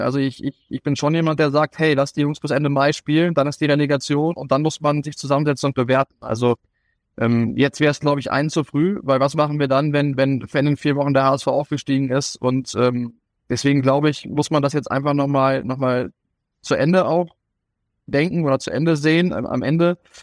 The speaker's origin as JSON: {"language": "German", "area": "Kalbala near Gifhorn/Wolfsburg", "region": "Lower Saxony", "country": "Germany", "tie": "born or raised there", "also_born_or_lived": "Paderborn / Lübeck / Munich", "moved": "as an adult", "lives_now": "Southern Germany", "said": "bin Norddeutscher, auch wenn ich jetzt seit fast 15 Jahren hier im Süden lebe"}